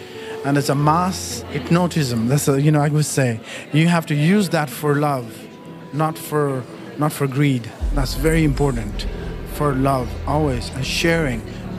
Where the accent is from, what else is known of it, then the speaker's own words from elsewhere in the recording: Nepal; moved away; I'm from Nepal. You know, I grew up in Nepal.